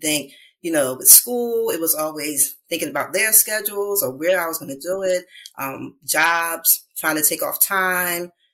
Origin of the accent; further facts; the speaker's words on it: Philadelphia, Pennsylvania, United States; I'm from Philadelphia